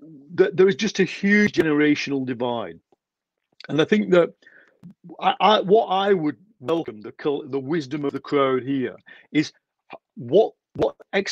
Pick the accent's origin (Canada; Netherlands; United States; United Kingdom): United Kingdom; Leigh, North West England; in Lee, my hometown.